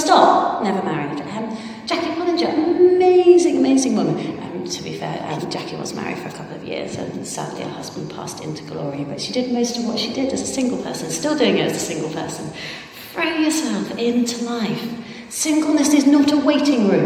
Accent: Ireland; I'm Irish.

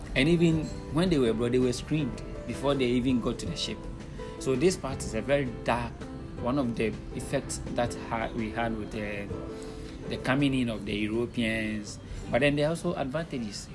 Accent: Winneba, Central Region, Ghana; I was born in Winneba in Ghana and I've lived in Ghana all my life

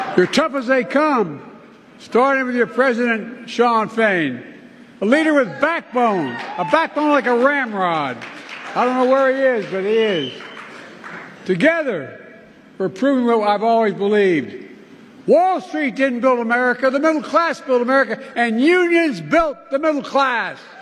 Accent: Delaware, United States; my home state of Delaware

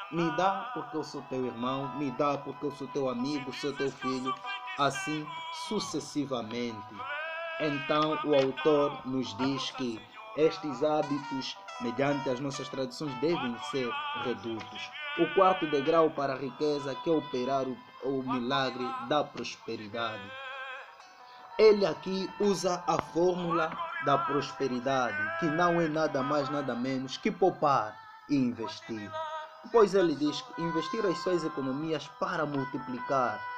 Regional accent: Angola; a nossa tradição enquanto angolanos que pode ser um obstáculo

